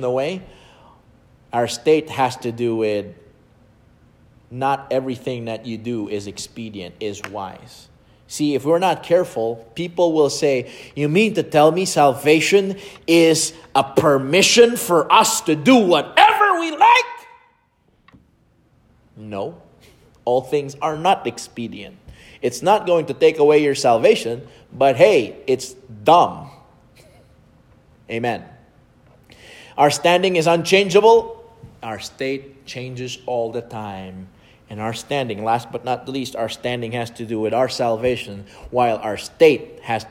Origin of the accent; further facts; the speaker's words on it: Philippines; English is a second language; as a Filipino growing up in the Philippines